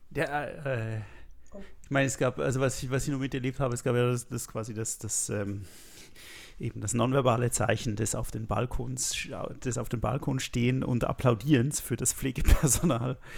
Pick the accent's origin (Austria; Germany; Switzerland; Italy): Switzerland; Ja, da kann ich irgendwie als Schweizer nichts dazu sagen.